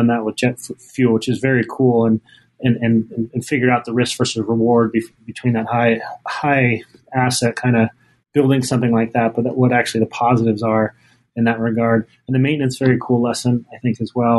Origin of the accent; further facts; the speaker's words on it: Salt Lake City, Utah, United States; now in Boston, United States; I grew up in Salt Lake City